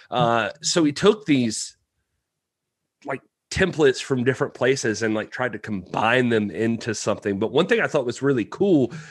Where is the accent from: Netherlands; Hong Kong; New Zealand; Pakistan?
Hong Kong; Kowloon Bay; born there; I was born in Kowloon Bay.